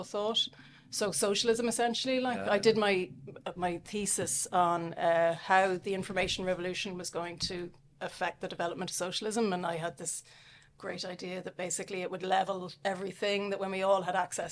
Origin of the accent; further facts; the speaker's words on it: Dublin, Leinster, Ireland; also born or lived in Australia / Southampton, England; I'm from Dublin, although I grew up in England for a few years